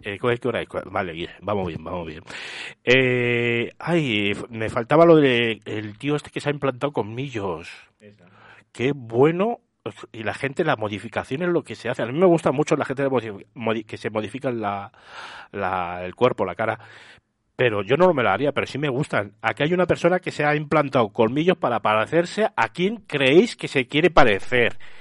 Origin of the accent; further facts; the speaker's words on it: Getafe, Community of Madrid, Spain; yo soy de Getafe